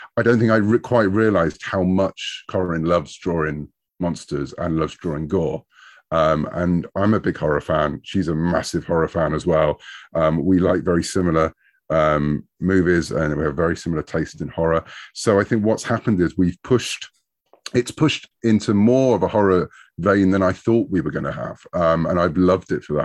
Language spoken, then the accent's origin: English; United Kingdom; I'm a Brit. And so over in the U K, we had a very different comic scene when I was growing up in the late seventies